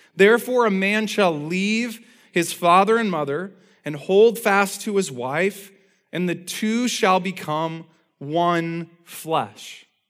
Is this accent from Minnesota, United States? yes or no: no; Indiana, United States; from the time I was a little kid growing up in Indiana